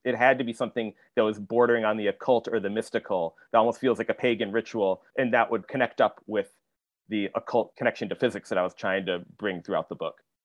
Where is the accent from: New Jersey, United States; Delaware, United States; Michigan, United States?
Michigan, United States; I grew up in Michigan, not that far away. I grew up in the Midwest